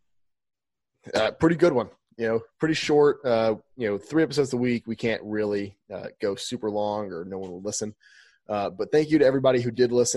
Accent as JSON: {"language": "English", "region": "Mississippi", "country": "United States", "said": "I'm from Mississippi"}